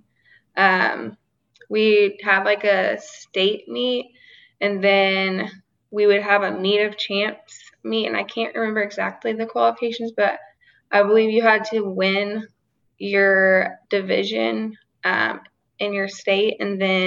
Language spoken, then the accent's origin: English; Arkansas, United States; We grew up in Arkansas